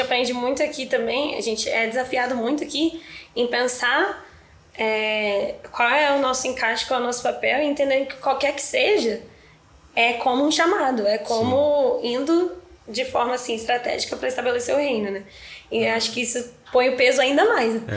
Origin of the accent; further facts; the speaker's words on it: Roraima, Brazil; moved away as an adult; also born or lived in Brasília / Latin America; eu sou de Brasília, né? Mas eu tava morando em Roraima